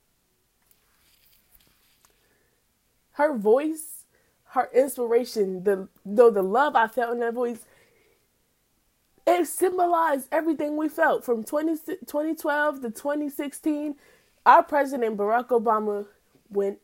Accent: Pennsylvania, United States; in PA, where I'm from.

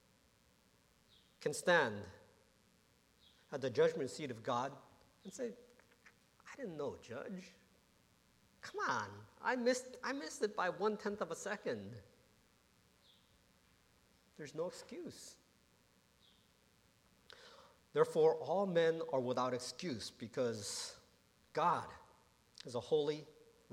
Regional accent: Johnston, Rhode Island, United States; also born or lived in Warwick, Rhode Island; I grew up in Providence, Rhode Island. Or Warwick, Rhode Island, Johnston, Rhode Island. Warwick, Rhode Island first, and then moved to Johnston, Rhode Island.

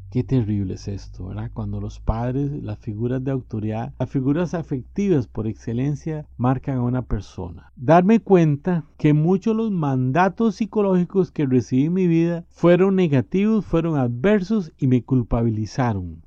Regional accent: Costa Rica; Soy costarricense

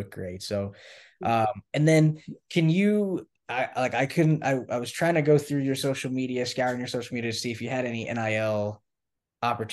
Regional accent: Knoxville, Tennessee, United States; I'm from Knoxville, so Tennessee

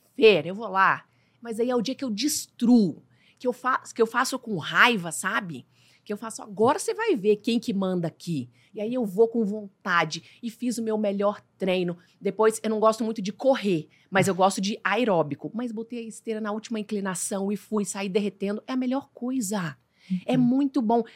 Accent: Diamantina, Minas Gerais, Brazil; moved away; eu sou mineira, de Diamantina, é uma cidade minúscula.

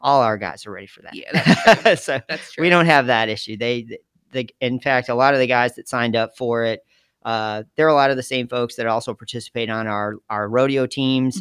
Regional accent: Geneva, Illinois, United States; moved away as an adult; also born or lived in Jamestown, New York; I was from Geneva, Illinois, which is a little town outside of Chicago

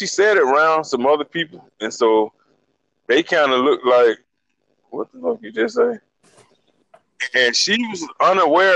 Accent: Montgomery, Alabama, United States; I was born in Montgomery. From the time I was younger until probably we got to high school

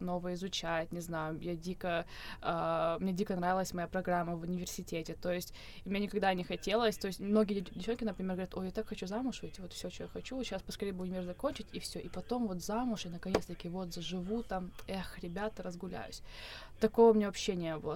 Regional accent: Adygea, Russia; also born or lived in Pyatigorsk; я с Кавказа. Я родом из Республики Адыгея, э, училась я тоже на Северном Кавказе, в Пятигорске

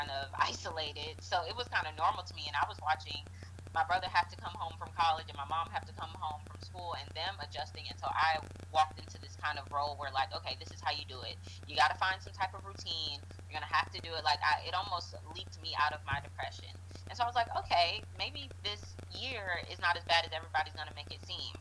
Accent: Atlanta, Georgia, United States; Here in Atlanta, because I am from Atlanta

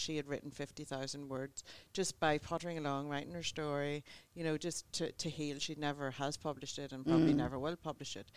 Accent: Ireland; moved away as an adult; also born or lived in Rockingham Beach, Australia; now in Rockingham, Australia; I come from Ireland here 14 years ago

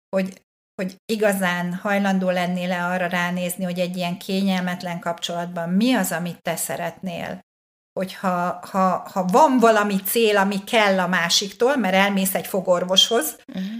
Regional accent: Hungary; nyilván magyar vagyok

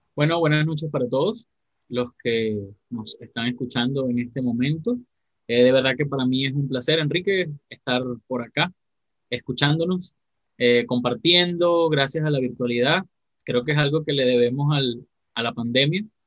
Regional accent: Venezuela; soy de Venezuela

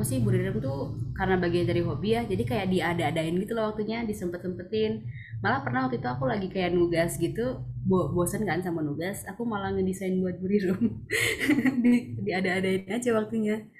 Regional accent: Balikpapan, East Kalimantan, Indonesia; rumah aku kebetulan di Balikpapan

